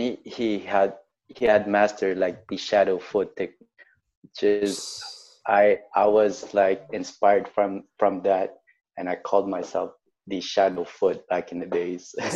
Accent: Montreal, Quebec, Canada; I grew up in a, a place called Lachine

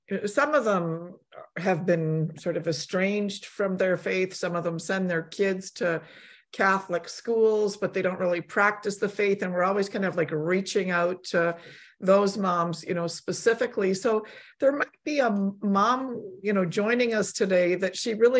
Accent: Canada; also born or lived in Poland; I was born in Poland, but I was a young child when I came to Canada

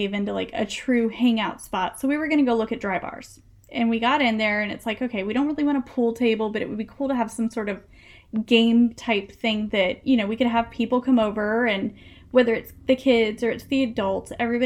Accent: the South, United States; I grew up in the South. We don't have basements

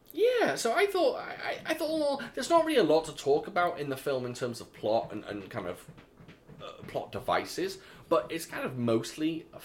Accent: United Kingdom; moved away

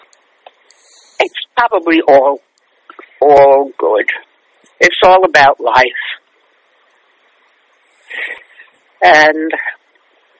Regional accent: New York City, New York, United States; now in Manhattan, United States; I love growing up in Brooklyn

